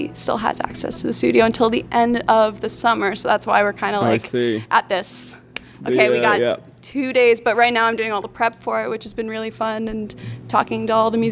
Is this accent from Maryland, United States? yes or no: no; outside of Burlington, Vermont, United States; also born or lived in Glasgow; being back in Vermont, and especially growing up outside of Burlington